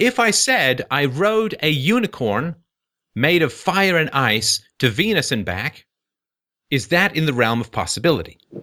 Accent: Ireland; I'm Irish.

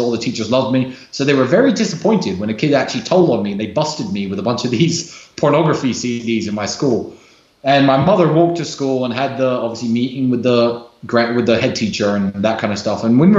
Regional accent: United States; born there; I was born in the United States. My father was a military man, a very smart man.

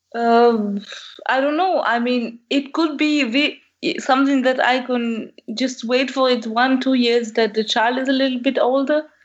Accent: Algeria; moved away as an adult; now in Germany; I'm from Algeria as well, so North Africa.

